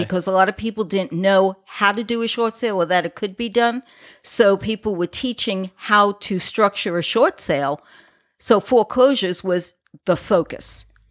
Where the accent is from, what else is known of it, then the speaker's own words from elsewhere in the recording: New York, United States; now in Florida, United States; I'm originally from New York. My father traveled, we lived on the island